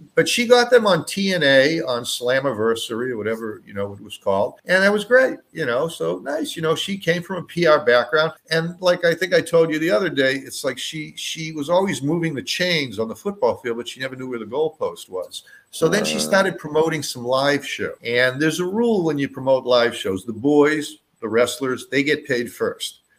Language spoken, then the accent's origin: English; Boston, Massachusetts, United States; moved away as an adult; now in Los Angeles, United States; when I was a kid uh, growing up in mm. Boston